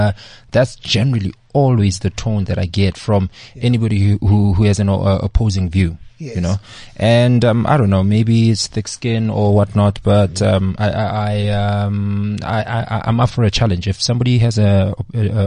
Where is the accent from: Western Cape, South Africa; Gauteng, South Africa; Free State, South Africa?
Free State, South Africa; Bloemfontein; moved away as an adult; also born or lived in Vaal / Durban; now in Johannesburg, South Africa; I've lived my entire life in Bloemfontein. I was born in the Vaal, lived a little bit in Durban, but then we moved to Bloem when I was about 6 years old.